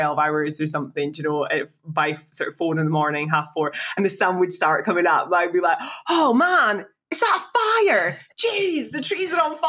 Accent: Scotland, United Kingdom; I'm from Scotland.

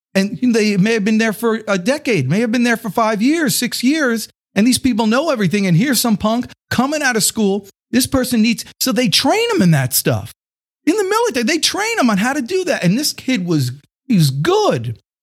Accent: Atlanta, Georgia, United States; I'm from Atlanta

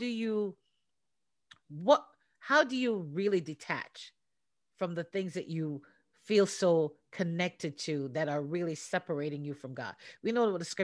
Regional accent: Portmore, Jamaica; all my friends that I grew up with in Portmore

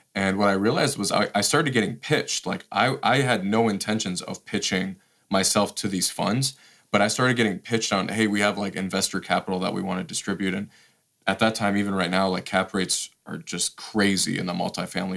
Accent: Detroit, Michigan, United States; moved away as an adult; also born or lived in Washington, D.C.; I grew up in Detroit

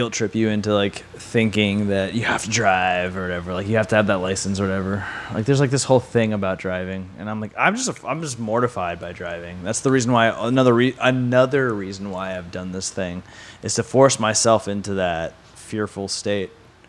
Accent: Orlando, Florida, United States; No, I've been all over the place. But yeah, I basically grew up in Florida, Orlando, Florida.

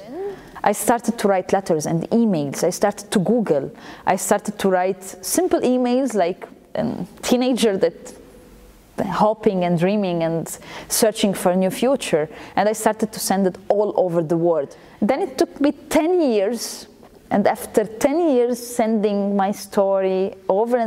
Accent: Lebanon; I was born in Lebanon

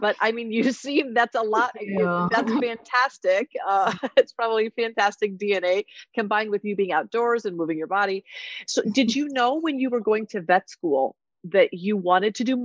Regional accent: Iowa, United States; I grew up in Iowa

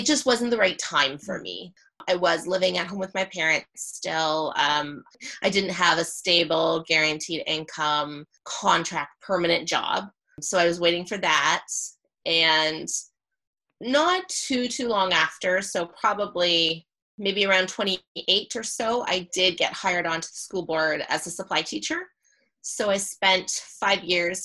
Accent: Kitchener, Ontario, Canada; In my hometown in Kitchener. Okay. I'm from Kitchener, Ontario.

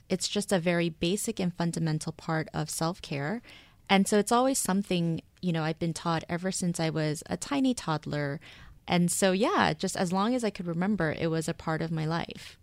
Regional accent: Seoul, South Korea; moved away as an adult; also born or lived in United States; now in New York, United States; I was born in Seoul, moved to the States, moved back when I was in elementary school, and I was there basically until college. So I grew up in both places

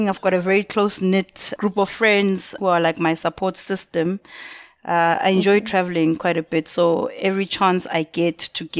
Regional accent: Mpumalanga, South Africa; moved away; also born or lived in KwaZulu-Natal / Johannesburg / North West; I'm originally from Mpumalanga. I was born and I was raised there. I moved around quite a bit. So I lived in KZN for a large part of my life.

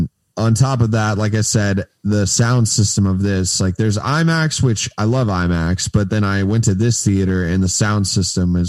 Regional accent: Daytona Beach, Florida, United States; moved away as an adult; also born or lived in Tallahassee, Florida / Fort Lauderdale, Florida; now in Tampa, United States; I am from Daytona Beach area

